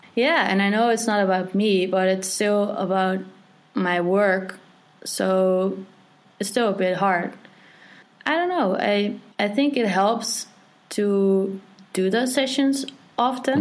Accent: Netherlands; I'm from the Netherlands

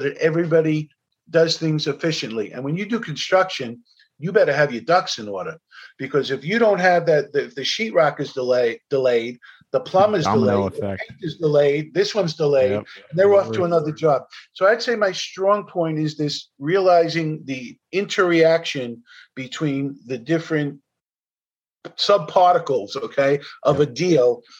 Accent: New York City, New York, United States; I'm from New York. I owned over 40 buildings here at one point

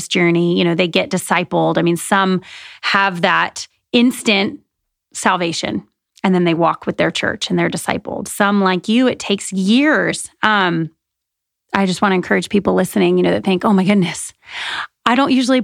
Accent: United States; growing up in America

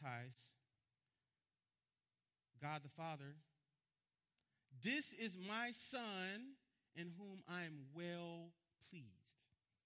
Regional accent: Miami, Florida, United States; I'm from Miami

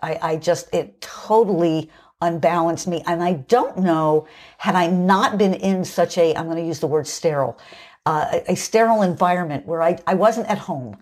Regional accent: United States

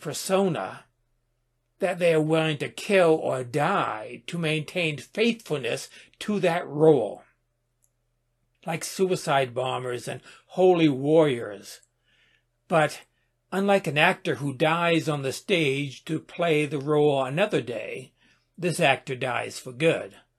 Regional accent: United States; I am an American

